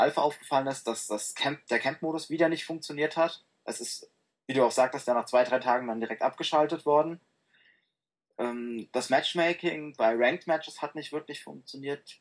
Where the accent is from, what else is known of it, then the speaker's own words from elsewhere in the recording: Frankfurt am Main, Hesse, Germany; Ich äh, komme aus dem wunderschönen Frankfurt am Main in Hessen.